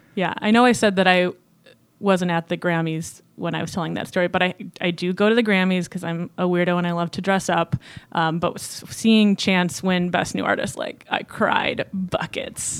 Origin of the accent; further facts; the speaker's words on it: Chicago, Illinois, United States; I'm from Chicago, Illinois, the actual city, not a bur-, burb